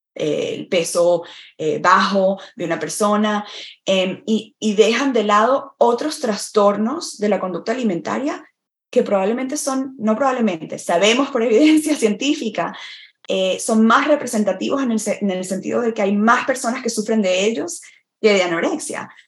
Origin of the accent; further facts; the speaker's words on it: Venezuela; moved away as an adult; also born or lived in Florida, United States / Vermont, United States; now in United States; en mi país, en Venezuela, que es donde nací y crecí